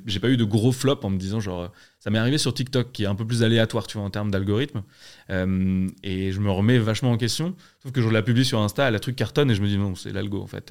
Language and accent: French; Alsace, Grand Est, France; je suis alsacien